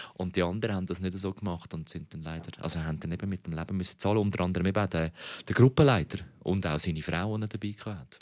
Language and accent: German; Switzerland; wir Schweizer